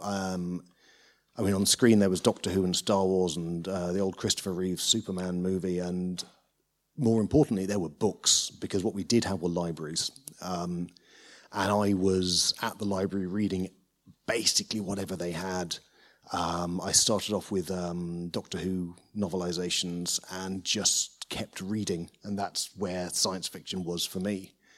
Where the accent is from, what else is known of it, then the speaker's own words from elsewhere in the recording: Lincolnshire, East Midlands, United Kingdom; moved away; I grew up in Lincolnshire